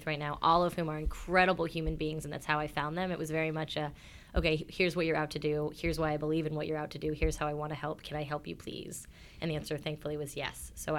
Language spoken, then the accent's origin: English; Florida, United States; I grew up in the Florida Keys, so in a very small island and a very small culture, and the opportunities weren't there.